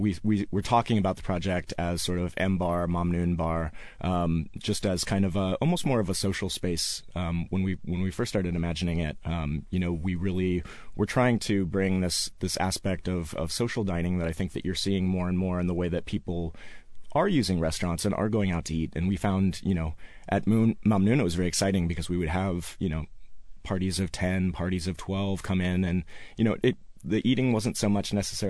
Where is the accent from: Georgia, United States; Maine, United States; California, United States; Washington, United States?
Washington, United States; Seattle; born and raised in Seattle